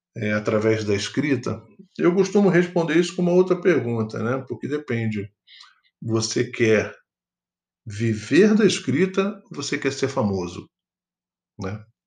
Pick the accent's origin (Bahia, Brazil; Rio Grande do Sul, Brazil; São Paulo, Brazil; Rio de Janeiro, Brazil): Rio de Janeiro, Brazil; sou natural do Rio de Janeiro